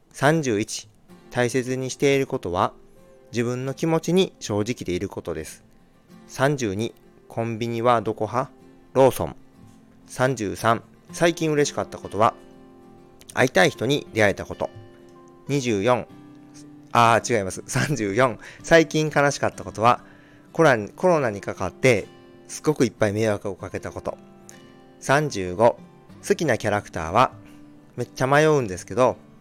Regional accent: Shikoku, Tokushima, Japan; 出身地はどこ四国の徳島県です。

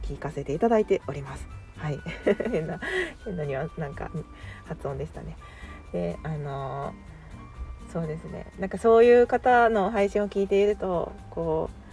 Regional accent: Kansai, Japan; 自分はその関西人なので

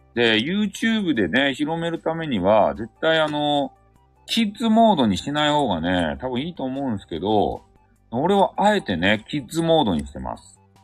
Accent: Fukuoka, Japan; accent: Hakata dialect; 博多弁昔話の、あの、語り部

